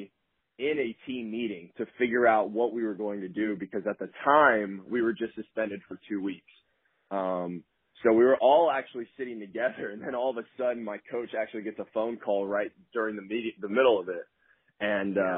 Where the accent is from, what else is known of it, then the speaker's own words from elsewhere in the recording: Atlanta, Georgia, United States; moved away as an adult; I'm from Atlanta